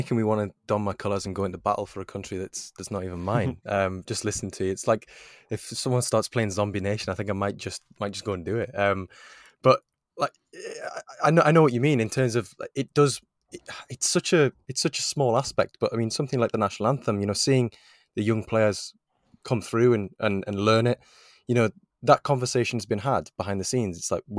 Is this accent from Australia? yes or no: no; Wales, United Kingdom; this is the standard of everything that I do as a Welsh international.